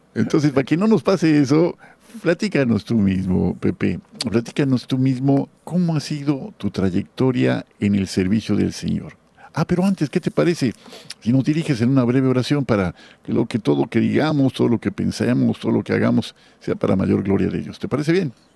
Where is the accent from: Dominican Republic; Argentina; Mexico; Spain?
Mexico; Guadalajara, Jalisco; moved away as an adult; also born or lived in Yucatán; now in Mérida, Mexico; yo soy de Guadalajara, pero ya soy ya ya soy por adopción yucateco